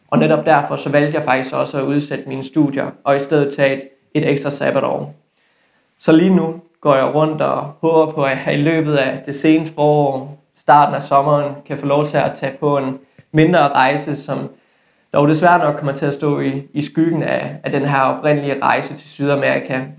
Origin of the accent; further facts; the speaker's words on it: West Jutland, Denmark; accent: Jutlandic; Jeg er 24 år gammel, og så kommer jeg fra Vestjylland. Det er, det er egentlig sjældent, at folk kommenterer på min dialekt, men jeg kan ikke afvise, at I måske kan ane